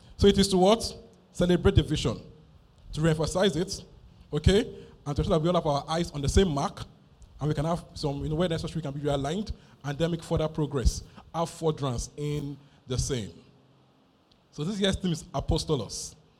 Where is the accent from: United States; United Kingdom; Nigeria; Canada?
Nigeria